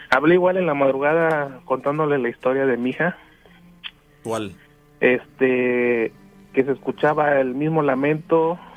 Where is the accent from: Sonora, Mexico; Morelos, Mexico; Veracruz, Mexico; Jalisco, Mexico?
Veracruz, Mexico; Río Blanco; yo soy de Río Blanco, Veracruz, este vivo a una cuadra y media de un río, del río La Carbonera.